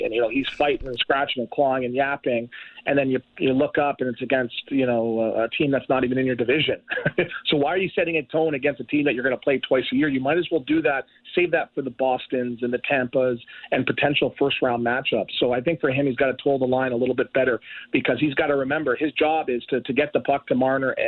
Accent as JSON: {"language": "English", "town": "Toronto", "region": "Ontario", "country": "Canada", "said": "I'm from Toronto."}